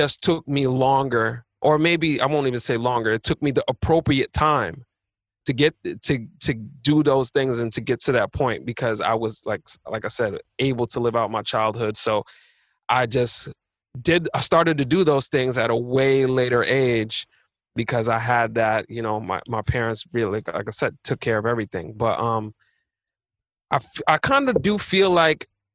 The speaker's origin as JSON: {"language": "English", "town": "New York City", "region": "New York", "country": "United States", "tie": "born or raised there", "also_born_or_lived": "Long Island", "said": "born and raised in Queens, so I was in Queens from birth till 12. And then I moved to Long Island for the rest"}